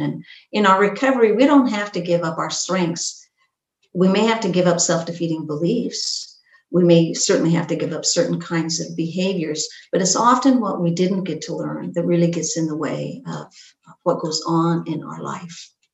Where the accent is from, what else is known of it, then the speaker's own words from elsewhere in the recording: Pacific Northwest, United States; I grew up in the Pacific Northwest in this small logging town